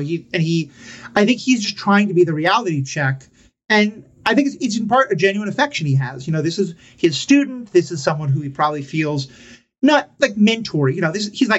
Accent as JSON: {"language": "English", "town": "New York City", "region": "New York", "country": "United States", "tie": "born or raised there", "said": "I grew up in New York City"}